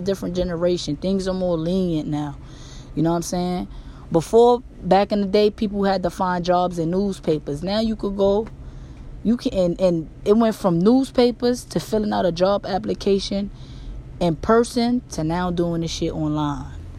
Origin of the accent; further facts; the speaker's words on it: New York, United States; I'm from New York, so we be like, yo, that's my nigga